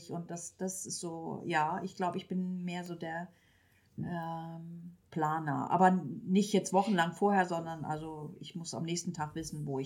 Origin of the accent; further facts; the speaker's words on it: Schleswig-Holstein, Germany